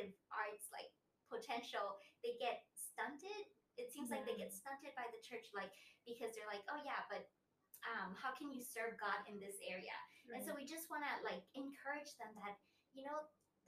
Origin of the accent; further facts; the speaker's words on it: Thailand; also born or lived in Italy; I was born in Italy. And I came to Thailand when I was 6 years old.